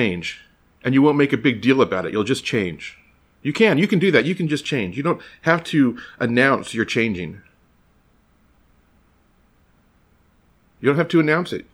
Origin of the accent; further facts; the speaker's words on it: United States; As an American